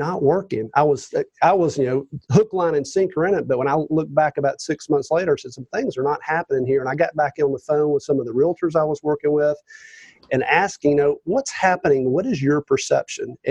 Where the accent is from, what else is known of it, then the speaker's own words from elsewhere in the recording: Roswell, Georgia, United States; From the Atlanta area, officially north of Atlanta, a place called Roswell, Georgia.